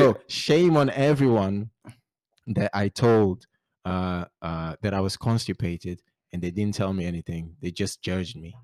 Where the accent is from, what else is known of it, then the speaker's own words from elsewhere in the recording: Barreiro, Setúbal, Portugal; English is a second language; moved away as an adult; also born or lived in Great Yarmouth; now in Ipswich, United Kingdom; I'm originally from Portugal, uh, Barreiro, Margem Sul.